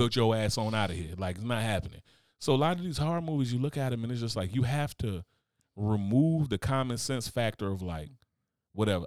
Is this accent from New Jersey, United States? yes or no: yes; Newark, New Jersey, United States; I grew up in Newark, New Jersey.